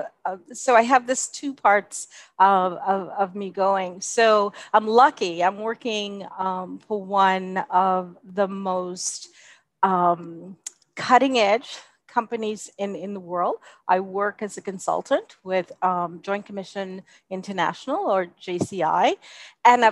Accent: Bahamas; also born or lived in United States / Canada / Jamaica; now in United Arab Emirates; my home country of the Bahamas

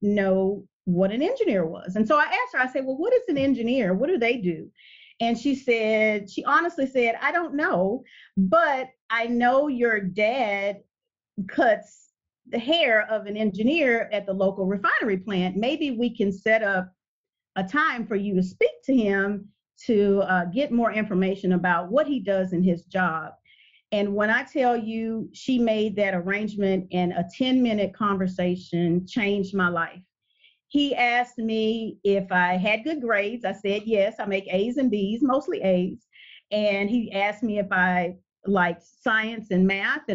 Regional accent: Port Arthur, Texas, United States; I am from a small town, refinery town, Port Arthur, Texas.

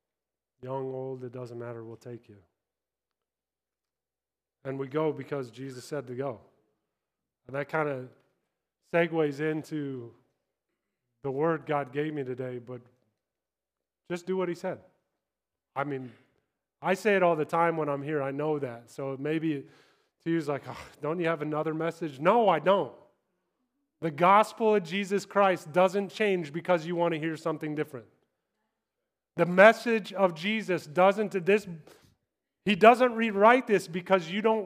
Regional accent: Kansas, United States; moved away as an adult; also born or lived in Los Angeles, California / England; I'm from Kansas. I talk slow

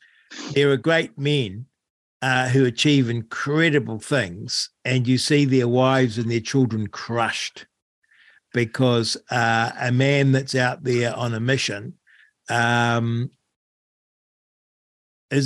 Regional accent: Rangiora, Canterbury, New Zealand; I grew up in Rangura, and my father was a truck driver.

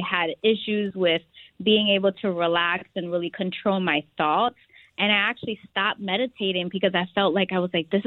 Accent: Philadelphia, Pennsylvania, United States; I am from Philadelphia, which we say Philly, where the cheesesteaks are created.

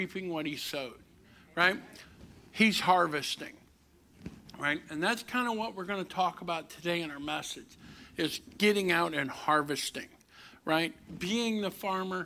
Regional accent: Kinloch, Missouri, United States; also born or lived in Berkeley, Missouri / Overland, Missouri; now in Lincoln County, Missouri, United States; I grew up in Kinloch. I moved to Berkeley. We got uppity. We moved all the way to Overland.

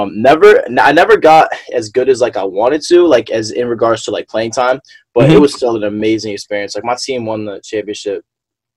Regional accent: Vermont, United States; moved away as an adult; also born or lived in Philadelphia; growing up in Vermont, predominantly white state, you know, I was always, you know, one of the only black kids

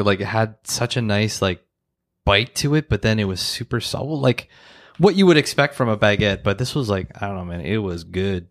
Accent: Ottawa, Ontario, Canada; growing up in Ottawa, in Mechanicsville

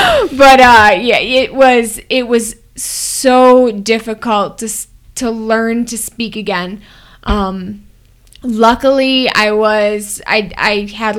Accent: Wisconsin, United States; Oh, Wisconsin.

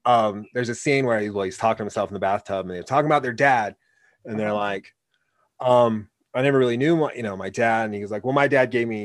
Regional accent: Oregon, United States; Like you know, growing up in Oregon, you learn from those things

